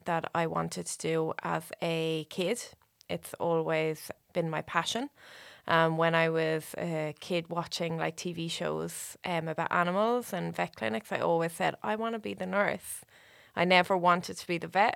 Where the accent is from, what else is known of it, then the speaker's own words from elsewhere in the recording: Waterford, Munster, Ireland; moved away as an adult; now in Australia; I'm from Waterford, Waterford City